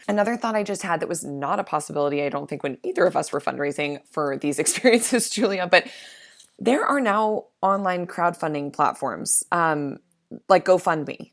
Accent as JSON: {"language": "English", "region": "Midwest", "country": "United States", "said": "I'm from the Midwest"}